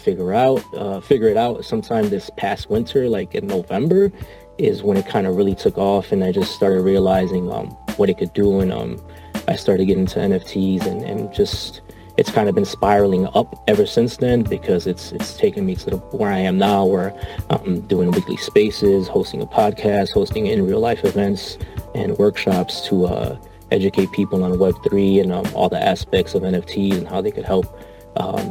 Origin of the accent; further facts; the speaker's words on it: Chicago, Illinois, United States; I'm from Chicago